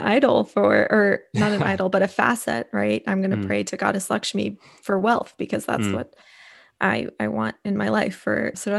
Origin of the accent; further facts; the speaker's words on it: East Coast, United States; I grew up on the East Coast and I was always hiking and close to mountains, but I just don't do well in cold weather.